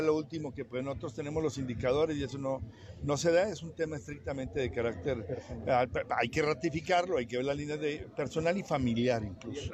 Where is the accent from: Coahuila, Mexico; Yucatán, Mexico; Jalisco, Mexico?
Coahuila, Mexico; Torreón; como dicen en mi tierra, que es la misma de ustedes